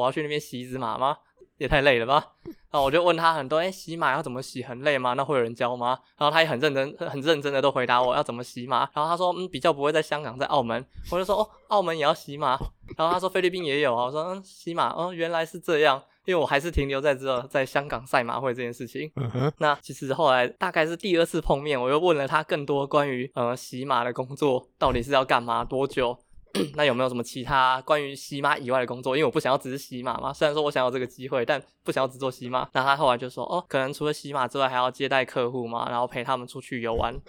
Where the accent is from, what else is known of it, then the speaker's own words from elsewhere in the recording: Taiwan; 那我就从小都在台湾长大，我只有每年寒暑假才会回到菲律宾，去那边体验当地的生活